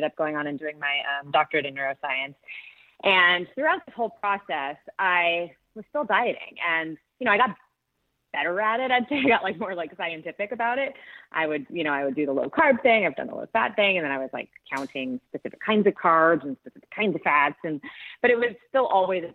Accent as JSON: {"language": "English", "region": "Southern California", "country": "United States", "tie": "born or raised there", "also_born_or_lived": "New York", "said": "where I grew up in Southern California"}